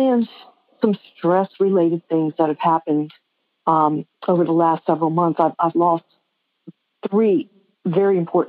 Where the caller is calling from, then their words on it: Blue Moss, Virginia, United States; Oh, from Blue Moss, Virginia.